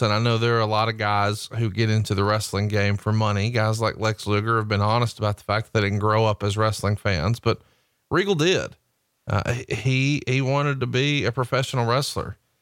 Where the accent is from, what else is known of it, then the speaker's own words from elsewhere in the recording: Alabama, United States; I'm from Alabama.